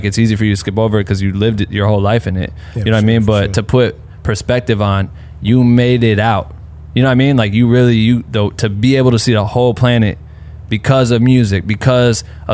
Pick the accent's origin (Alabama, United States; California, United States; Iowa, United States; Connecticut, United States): Iowa, United States; moved away; I was born in Iowa